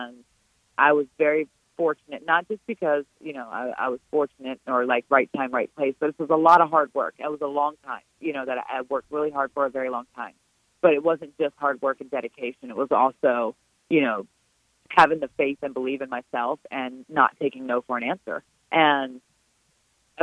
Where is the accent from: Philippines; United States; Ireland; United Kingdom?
United States; Richmond, Virginia; also born or lived in Mattaponi Indian Reservation, Virginia; it's here in my hometown. It's in my backyard